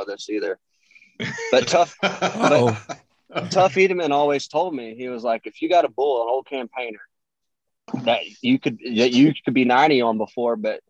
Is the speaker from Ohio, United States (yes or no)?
no; Houston, Texas, United States; it was just my hometown. And so I remember growing up going to the Astrodome